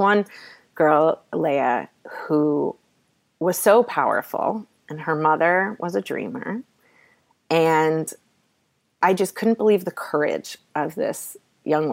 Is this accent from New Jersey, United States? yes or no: yes; New Jersey, United States; That's my home state